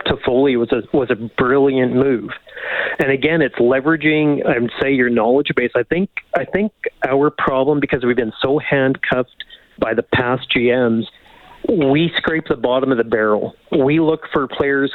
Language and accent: English; Edmonton, Alberta, Canada; I'm actually from Edmonton, I'm not from Calgary